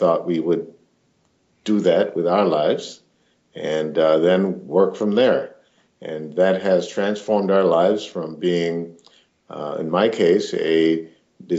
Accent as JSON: {"language": "English", "country": "Jamaica", "moved": "yes", "lives_now": "Minneapolis, United States", "said": "I'm a Jamaican origin, and I currently live in the Jordan neighborhood in Minneapolis"}